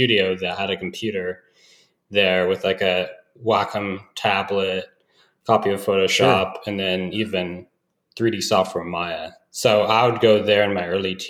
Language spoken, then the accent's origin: English; Emerald Triangle, Northern California, United States; originally from Northern California, I'm kind of grew up in the Emerald Triangle area